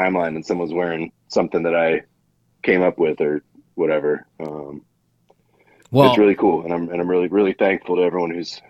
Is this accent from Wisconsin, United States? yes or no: yes; Wisconsin, United States; from Wisconsin.